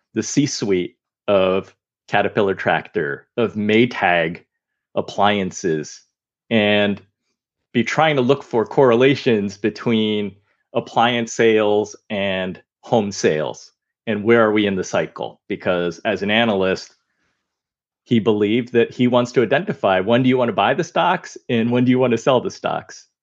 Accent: United States; I'm Chinese American.

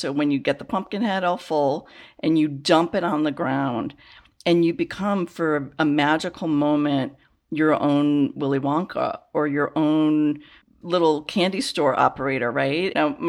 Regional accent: Chicago, Illinois, United States; I grew up in the Chicago area

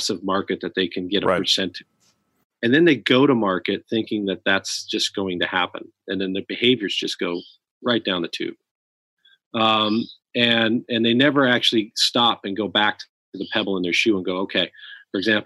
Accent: Silicon Valley, California, United States; the last 40 plus years of my life growing up in Silicon Valley

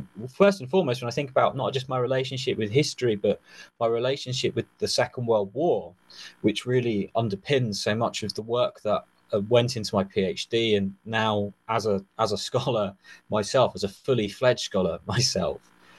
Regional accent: just south of London, South East England, United Kingdom; I grew up in the southeast of the United Kingdom, just south of London, in the early 90s.

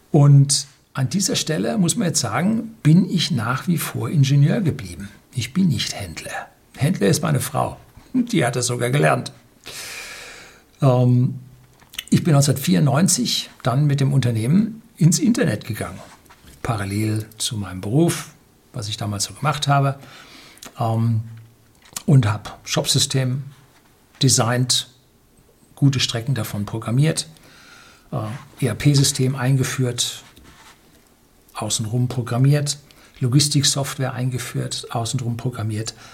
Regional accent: Germany; als Deutsche

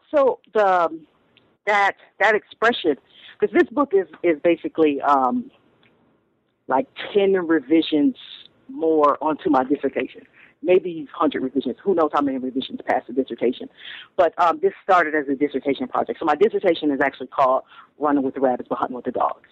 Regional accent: Toledo, Ohio, United States; moved away as an adult; also born or lived in Stanford, California; now in Brooklyn, United States; I grew up in Toledo, Ohio

